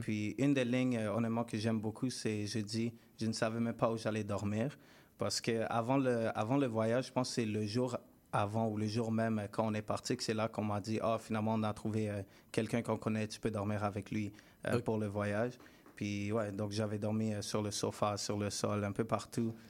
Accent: Montreal, Quebec, Canada; je viens du West Island

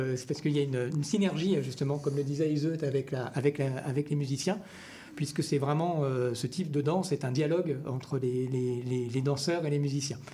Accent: France; accent: French; moved away as an adult; now in Quebec, Canada; à mon accent on entend que je, viens de France, ça fait un peu plus de dix ans maintenant que je vis, euh, au Québec

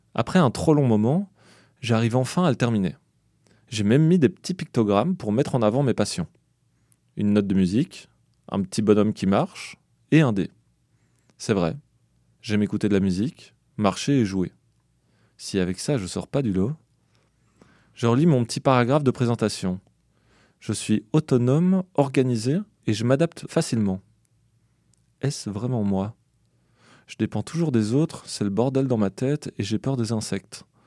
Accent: Belgium; moved away as an adult; je viens de Belgique

